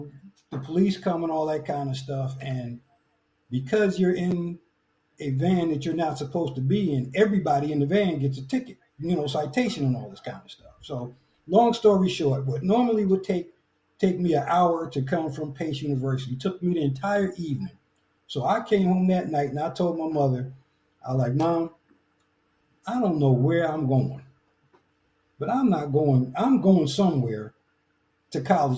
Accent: New York, United States; moved away as an adult; now in Tampa, United States; I'm from New York. I didn't know anything about the Marching 100 till I got to town.

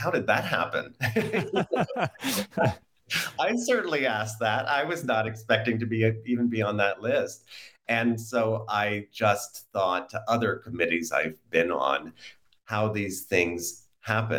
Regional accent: United States; I'm an American

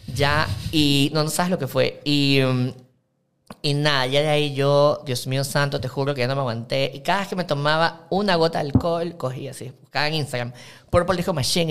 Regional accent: Ecuador; como todo ecuatoriano

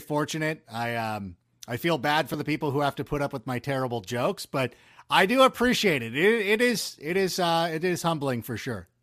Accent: Southern California, United States; born or raised there; also born or lived in Chicago

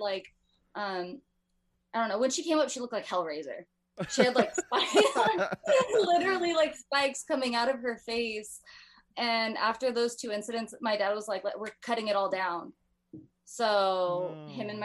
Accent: Bellflower, California, United States; I live in Bellflower.

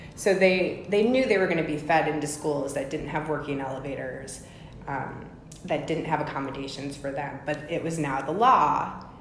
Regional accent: Champaign, Illinois, United States; also born or lived in Fort Myers, Florida; I spent my childhood in Champaign, Illinois

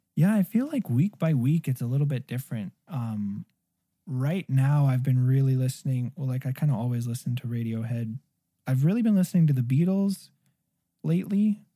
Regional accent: Arizona, United States; moved away as an adult; now in Greater Toronto Area, Canada; I didn't grow up in Canada. I grew up in Arizona where people have never seen ice skates

